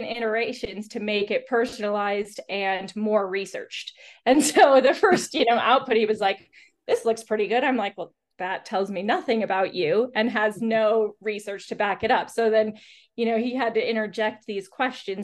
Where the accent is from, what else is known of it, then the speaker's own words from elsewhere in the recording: Iowa, United States; moved away; also born or lived in United Kingdom; I'm American, so grew up here